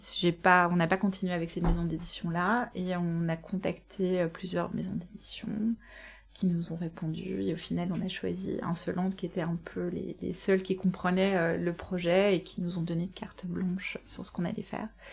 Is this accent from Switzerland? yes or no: no; Belgium; je suis belge